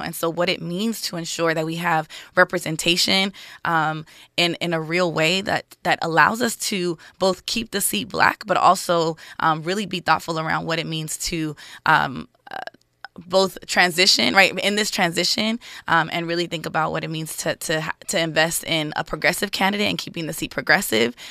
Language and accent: English; Los Angeles, California, United States; I grew up in L A, born and raised